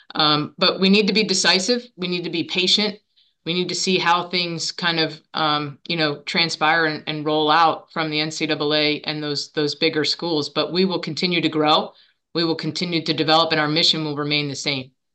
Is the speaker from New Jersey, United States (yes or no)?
yes; Monmouth County, New Jersey, United States; I grew up in Monmouth County. I'm a Monmouth County girl